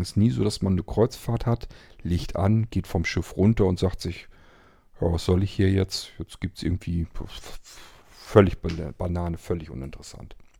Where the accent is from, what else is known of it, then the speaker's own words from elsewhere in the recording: Germany; bei uns in Deutschland